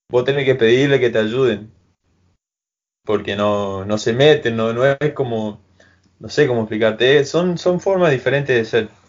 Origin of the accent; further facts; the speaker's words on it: Argentina; hay uno que está siempre con nosotros, poner que somos cinco argentinos y está él ahí y re buena onda